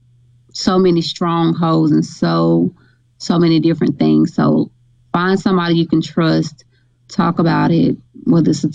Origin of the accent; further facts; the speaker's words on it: Grenada, Mississippi, United States; now in Oxford, United States; I'm from Grenada, Mississippi